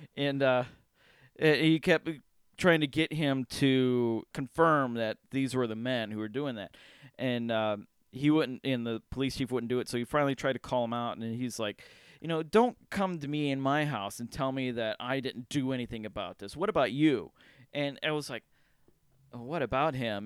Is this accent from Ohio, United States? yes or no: yes; Cleveland, Ohio, United States; we're from the Cleveland area